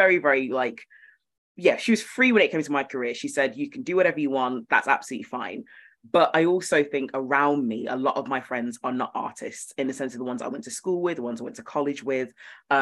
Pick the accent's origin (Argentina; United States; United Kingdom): United Kingdom; Birmingham, West Midlands; I'm from Birmingham.